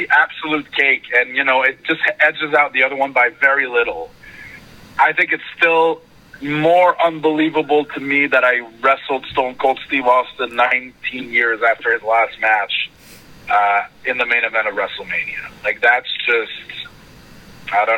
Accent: Montreal, Quebec, Canada; moved away as an adult; now in Orlando, United States; Canadiens, my hometown team

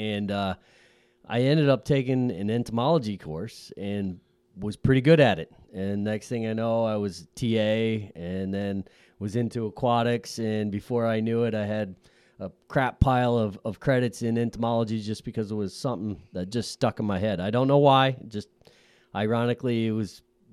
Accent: Scranton, Pennsylvania, United States; moved away as an adult; also born or lived in Syracuse, New York; now in western Pennsylvania, United States; I'm originally from the Scranton area over in the eastern half

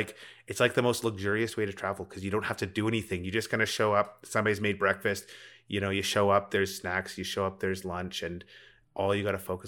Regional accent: Rocky Mountains, United States; And it's funny, growing up in the Rockies, I don't remember a time when I didn't know how to put up a tent or build a campfire.

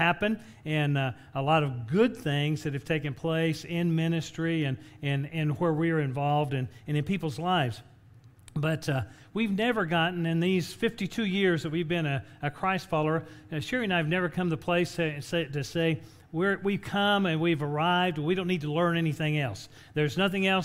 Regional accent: West Texas, United States; moved away as an adult; also born or lived in California / New Mexico / Costa Rica; I grew up in West Texas

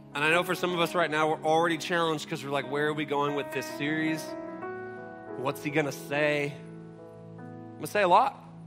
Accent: Seattle, Washington, United States; I grew up in Seattle

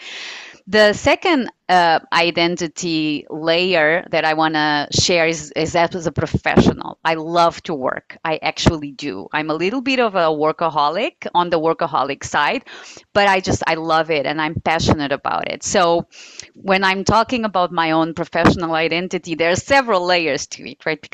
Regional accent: Portugal; moved away as an adult; also born or lived in Guinea-Bissau / United States; So Portugal, which is my home country, I'm very much, you know, white. So I have been raised in a somewhat conservative family

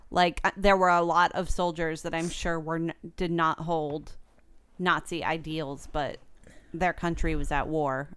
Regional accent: United States; I'm American

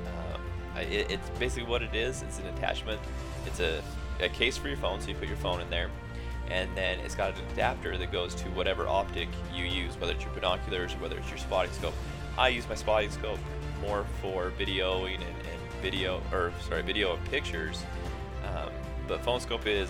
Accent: Utah, United States; my hometown there in Utah

